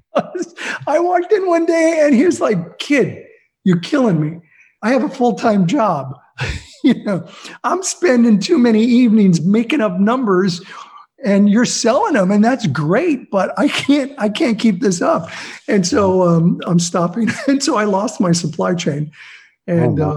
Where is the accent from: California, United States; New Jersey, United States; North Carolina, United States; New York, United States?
California, United States; Azusa; also born or lived in Pittsburgh / South Central LA; we moved to Azusa, where I grew up, and I went to Azusa Unified School District